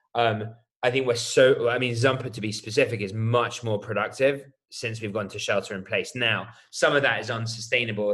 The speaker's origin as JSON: {"language": "English", "country": "United Kingdom", "accent": "British", "said": "I'm British, as you can probably tell by my accent."}